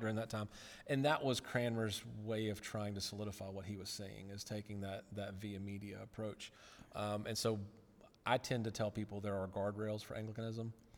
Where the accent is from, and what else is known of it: Rock Hill, South Carolina, United States; born or raised there; moved away as an adult; also born or lived in Chattanooga, Tennessee